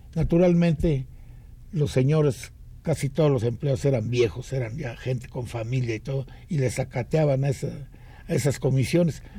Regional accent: Mexico City, Mexico; also born or lived in Villa de Guadalupe, Mexico City; nací aquí en, lo que entonces era un pueblito muy bonito que se llamaba Tlalpan

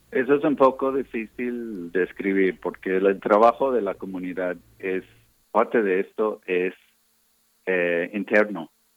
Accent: Texas, United States; Spanish is a second language; moved away as an adult; also born or lived in California; now in Oaxaca, Mexico; yo crecí en Texas

